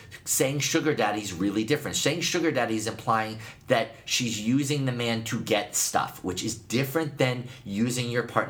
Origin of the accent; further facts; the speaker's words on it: Northeast, United States; I'm from the Northeast, and also I live in the Northwest a lot now.